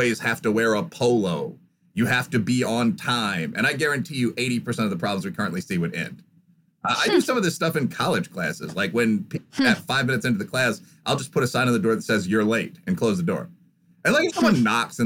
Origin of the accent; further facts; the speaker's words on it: Midwest, United States; I'm from the Midwest, so I actually have some background knowledge of farming